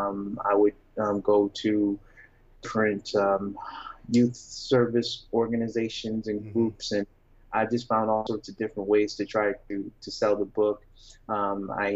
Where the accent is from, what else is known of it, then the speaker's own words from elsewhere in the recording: Syracuse, New York, United States; I grew up in Syracuse, New York